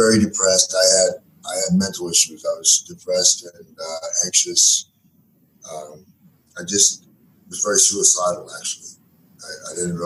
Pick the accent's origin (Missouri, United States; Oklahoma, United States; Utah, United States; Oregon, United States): Oregon, United States; Portland; also born or lived in Gresham, Oregon; I grew up in East Portland and Gresham, and that's Portland, Oregon, of course